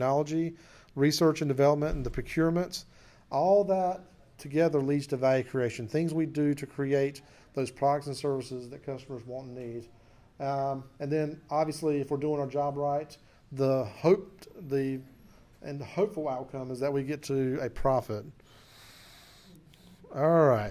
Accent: Clinton, United States; my hometown of Clinton

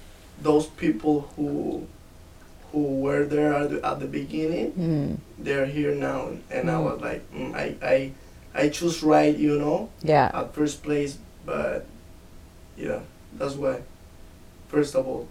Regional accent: León, Guanajuato, Mexico; now in Canada; I'm from Guanajuato, from León. That's literally like in the center of Mexico.

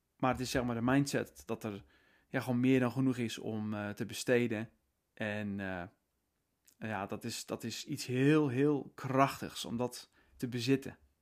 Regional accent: Netherlands; wij als Nederlanders

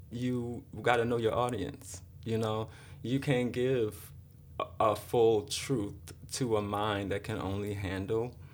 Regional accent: Baltimore, Maryland, United States; moved away; also born or lived in Miami, Florida; I'm from Baltimore. You're from Baltimore. But I grew up in Miami too.

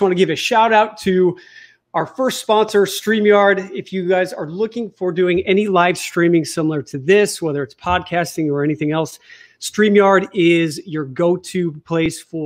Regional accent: Chicago, Illinois, United States; moved away; I'm from Chicago

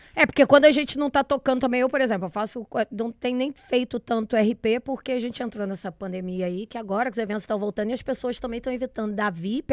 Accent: Minas Gerais, Brazil; moved away; eu saí de Minas tentando fazer jornalismo

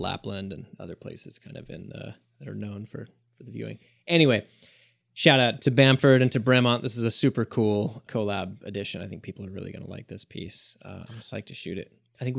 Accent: Michigan, United States; I'm from Northern Michigan, not the Upper Peninsula, but Northern Michigan.

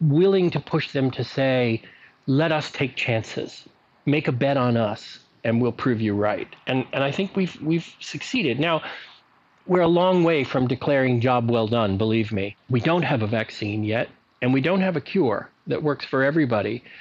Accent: Libya; born there; I, I was born in North Africa, in Libya because there was a military base there that had a maternity ward.

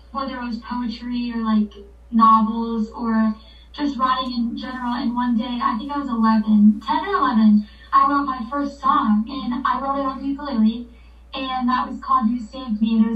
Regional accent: Florida, United States; I'm from Florida

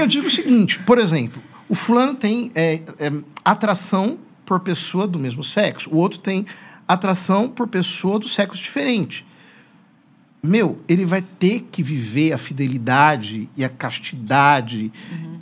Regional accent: Piracicaba, São Paulo, Brazil; also born or lived in Rome; now in Osasco, Brazil; nasci em Piracicaba

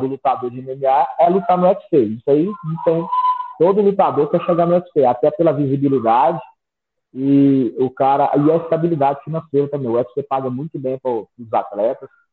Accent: Sete Lagoas, Minas Gerais, Brazil; also born or lived in Brasília; Eu, eu sou natural de Sete Lagoas, nascido e criado aqui

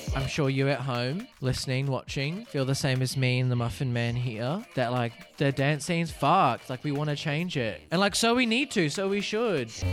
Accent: Hastings, Hawke's Bay, New Zealand; I am a Kiwi boy. Grew up in a s, I guess you could say a smallish town called Hastings

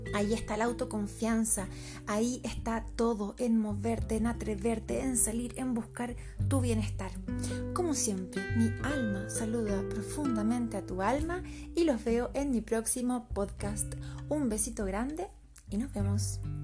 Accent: Santiago, Santiago Metropolitan Region, Chile; now in Los Andes, Chile; soy de Santiago de Chile, que actualmente vivo en los Andes con mi familia

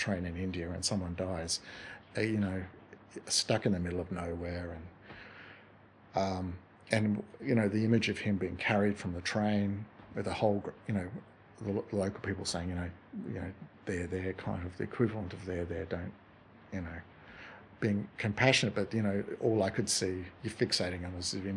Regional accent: Tasmania, Australia; now in Toowoomba, Australia; I grew up in Tasmania

